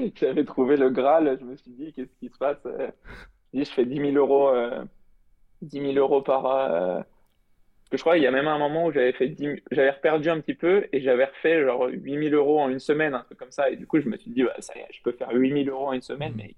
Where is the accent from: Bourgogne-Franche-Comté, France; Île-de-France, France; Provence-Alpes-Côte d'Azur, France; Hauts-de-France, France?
Île-de-France, France; Paris region; je, suis de région parisienne